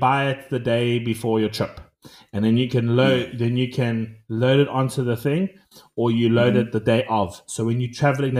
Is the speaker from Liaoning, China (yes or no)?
yes; Shenyang, Liaoning, China; shout out to my hometown, Shenyang. Shout out. So Shenyang, if not many of you know, has a lot of Korean influence to the way we cook food here